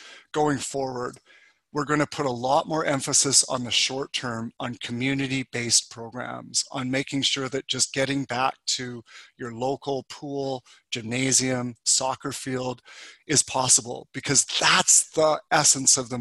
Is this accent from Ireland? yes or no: no; Calgary, Alberta, Canada; I grew up in Calgary, Alberta